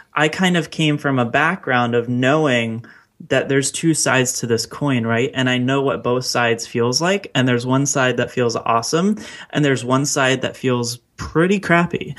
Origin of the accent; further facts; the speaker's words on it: Baltimore, Maryland, United States; my hometown of Baltimore